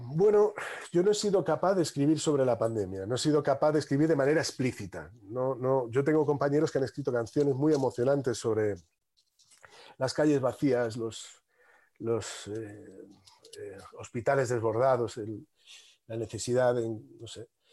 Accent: Madrid, Community of Madrid, Spain; me he criado en un barrio al sur de Madrid

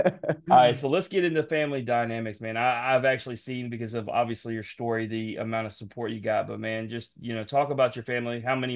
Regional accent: Memphis, Tennessee, United States; moved away as an adult; now in Southaven, United States; I live in South Haven, Mississippi. It takes me 3 minutes to get into Tennessee, and I'm from Memphis.

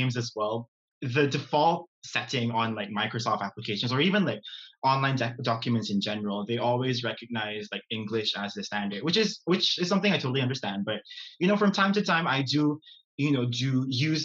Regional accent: Brunei; moved away as an adult; now in Glasgow, United Kingdom; I am from Brunei Darussalam

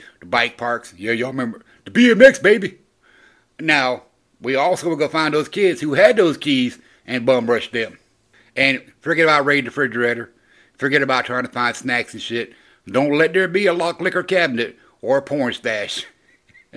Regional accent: the South, United States; I grew up in the South, so I was a Gen Xer from the South

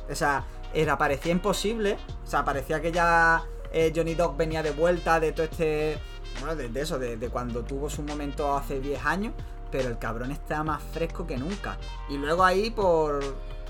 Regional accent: Málaga, Andalusia, Spain; somos de Málaga

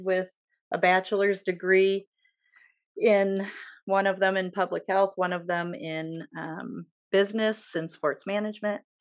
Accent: Edgerton, Ohio, United States; I grew up in Edgerton, Ohio

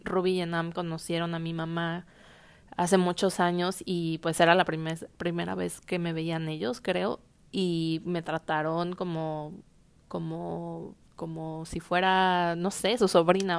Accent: Mexico; nosotros como mexicanos

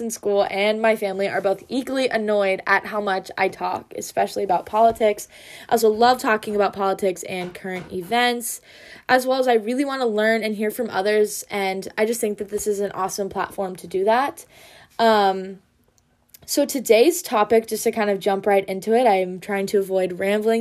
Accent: Wisconsin, United States; I'm a junior from Wisconsin

